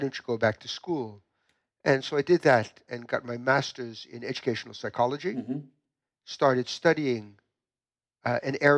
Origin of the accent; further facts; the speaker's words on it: New York, United States; moved away as an adult; I was born in the United States, in New York, and in New York, I went to two different universities